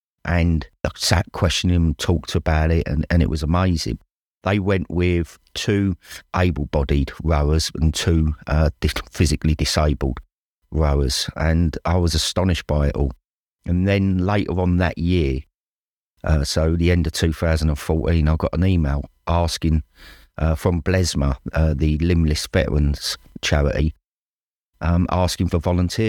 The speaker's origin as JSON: {"language": "English", "town": "Dagenham", "region": "London", "country": "United Kingdom", "lives_now": "Devon, United Kingdom", "said": "probably better known as the …. I'm 53. And I'm originally from Dagenham, although I've lived in the West Country in Devon for the last 30 years."}